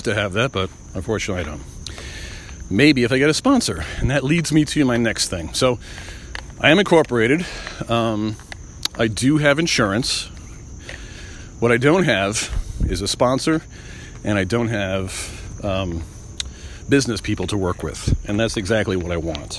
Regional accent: Long Island, New York, United States; I grew up in Long Island

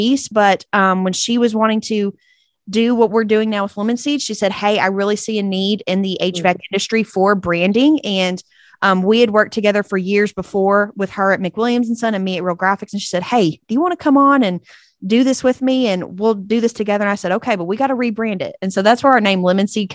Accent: East Texas, United States; accent: twang; From good old East Texas, if you couldn't tell by my twang.

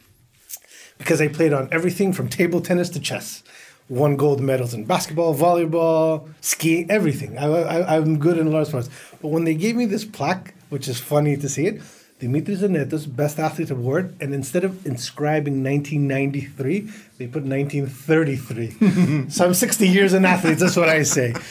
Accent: Athens, Attica, Greece; moved away as an adult; also born or lived in United States; now in Qatar; I'm a Greek-American, born in the States, grew up in Greece

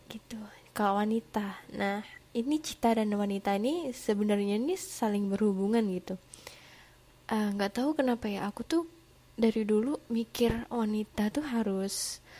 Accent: Java, Indonesia; bukan anak jaksel jadi nggak ah, nggak keseringan ngomong lo gue gitu. Seringnya sih cuma aku gitu. Aku dari Jawa.

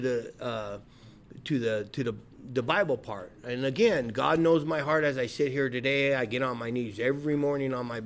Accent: Rubidoux, California, United States; I'm from Rubidoux. I went to Rubidoux High School, Mission Junior High.

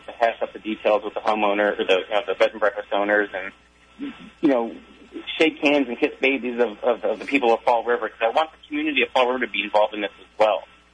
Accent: Pittsburgh, Pennsylvania, United States; I'm from Pittsburgh

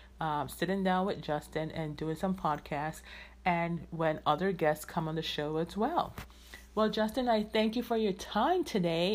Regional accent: Jamaica; I am Jamaican

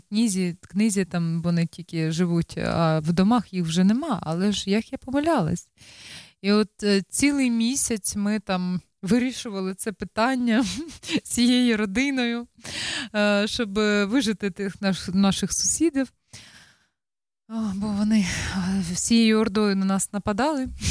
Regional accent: Ukraine; now in Netherlands; ми також з України

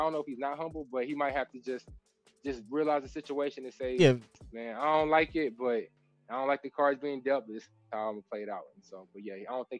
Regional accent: Texas, United States; I'm from Texas

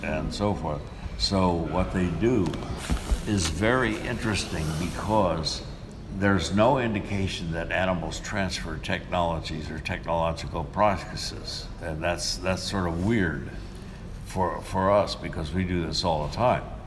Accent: Kansas, United States; moved away; I grew up in Kansas, and Kansas is a very windy state

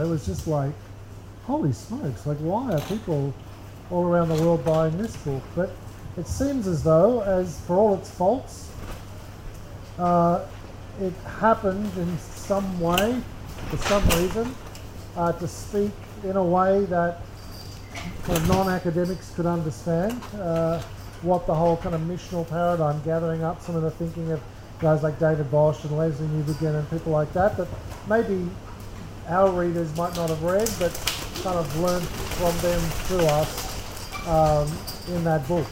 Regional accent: Sydney, New South Wales, Australia; I'm from Sydney

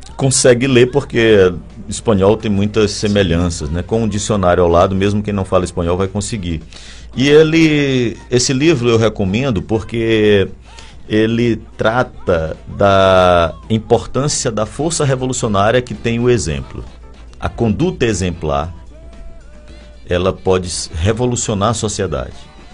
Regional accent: São Luís, Maranhão, Brazil; eu sou daqui, mesmo sendo torcedor do MAC

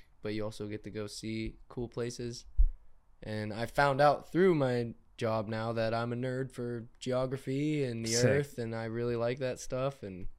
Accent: Pittsburgh, Pennsylvania, United States; moved away as an adult; now in Arizona, United States; I moved to Arizona October 2019, and I'm from Pittsburgh, Pennsylvania.

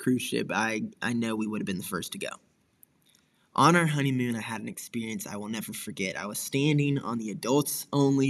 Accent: Wichita Falls, Texas, United States; growing up in Wichita Falls

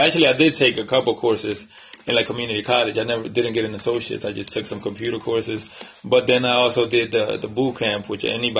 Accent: Dominican Republic; moved away; Well, when I came from the Dominican Republic, it was 10 of us in the house.

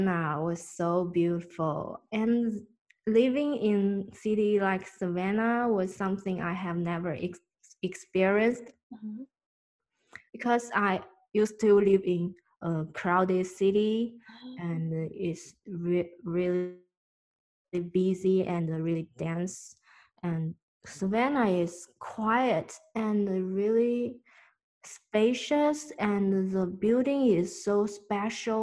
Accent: China; moved away; I'm from China.

